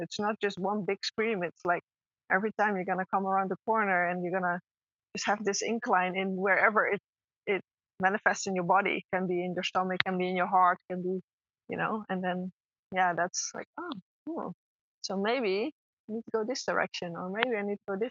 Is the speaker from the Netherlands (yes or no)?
yes; Netherlands; moved away as an adult; I'm originally from the Netherlands